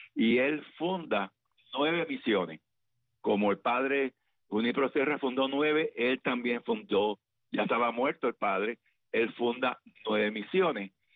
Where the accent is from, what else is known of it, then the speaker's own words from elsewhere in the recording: Camagüey, Cuba; la ciudad donde yo nací, Camagüey